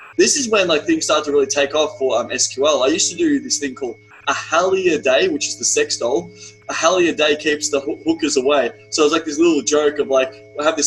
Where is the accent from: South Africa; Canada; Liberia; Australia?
Australia; accent: Australian; my Australian accent